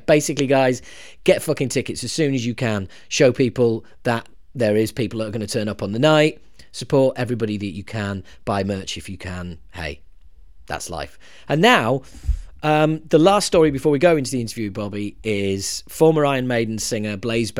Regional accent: United Kingdom; us Brits

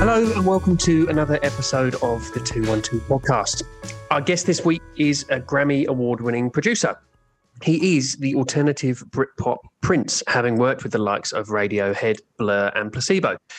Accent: United Kingdom; both of us with a weird uh, accent, but also yeah. that we're both from the UK.

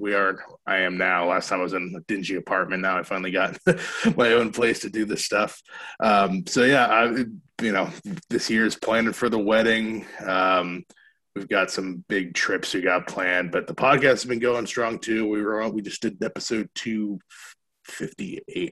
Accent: Maine, United States; moved away; I grew up in Maine, so we're doing it in my family's backyard.

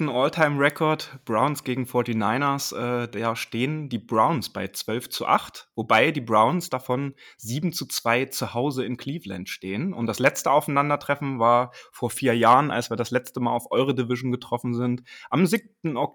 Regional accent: Dresden, Saxony, Germany; born there; Auch wenn man das bei mir nicht hört, äh, ich bin auch gebürtiger Dresdner übrigens. Also ich kenne die Gegend natürlich sehr gut

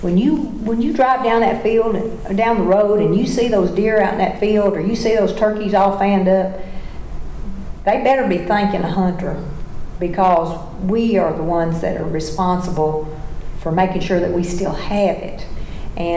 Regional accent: Tennessee, United States; I'm from Tennessee, and the blue tick hound is the Tennessee dog.

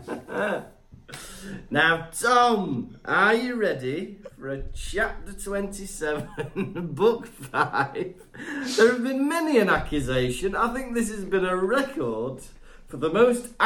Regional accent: Wales, United Kingdom; I'm Welsh

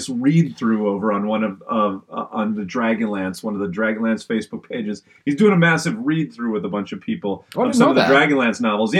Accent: Canada; Maybe it's because I'm Canadian, but anyone out there know which one I'm talking about?

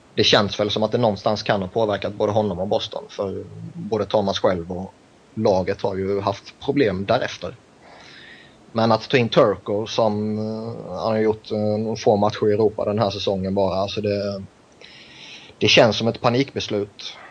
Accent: Sweden; jag kommer från Sverige

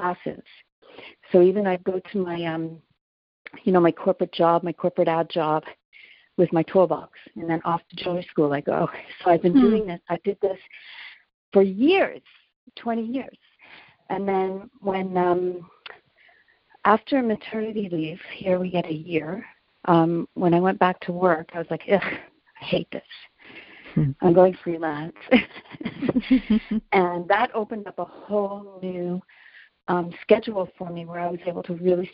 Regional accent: Halifax, Nova Scotia, Canada; moved away as an adult; now in Montreal, Canada; when I grew up in Halifax

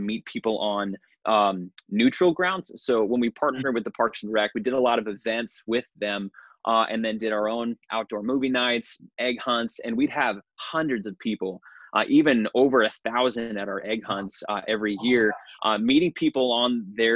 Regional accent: New Hampshire, United States; I was raised in New Hampshire, have just a deep heart for the state of New Hampshire here in New England

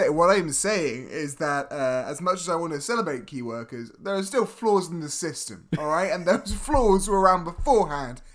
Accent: Scotland, United Kingdom; my people, and of course my people being the Scottish

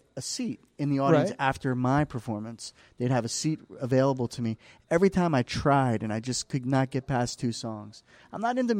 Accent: Medford, New Jersey, United States; moved away as an adult; also born or lived in New York City / Los Angeles; now in Mount Laurel, United States; I grew up in Medford

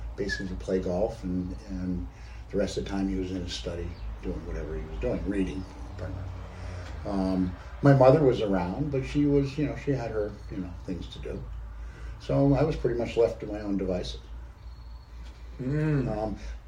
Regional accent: Peru, Vermont, United States; I grew up in a very small town in southern Vermont, Peru, Vermont

